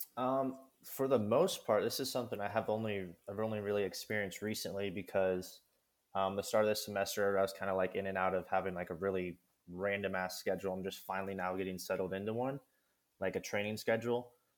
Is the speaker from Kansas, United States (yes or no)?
yes; Kansas, United States; I'm from Kansas. I grew up in Kansas.